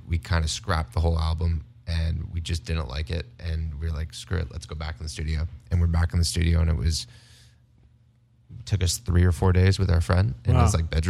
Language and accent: English; Las Vegas, Nevada, United States; growing up in Las Vegas